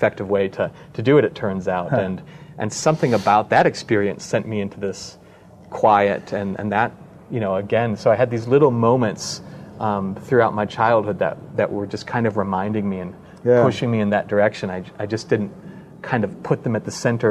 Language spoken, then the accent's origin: English; Wisconsin, United States; I'm from Wisconsin, after all